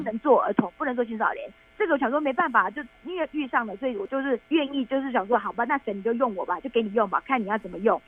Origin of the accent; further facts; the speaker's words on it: Taiwan; 我们是台湾来的志工